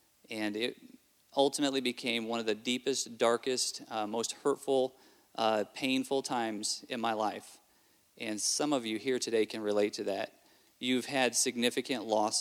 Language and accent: English; Southfield, Michigan, United States; also born or lived in Kentucky, United States / Adelaide, South Australia, Australia; I grew up part of my life in Kentucky and the rest of my childhood in Michigan